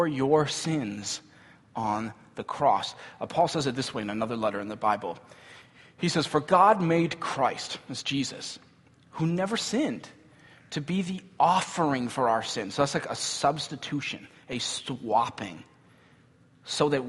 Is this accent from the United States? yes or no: yes; United States; we grew up in this culture, right? Where as American kids